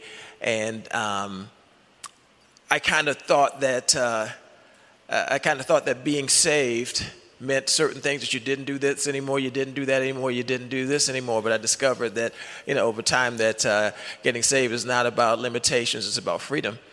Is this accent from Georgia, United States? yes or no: no; Baltimore, Maryland, United States; moved away as an adult; also born or lived in Los Angeles; I'm from Baltimore, met my wife at University of Maryland.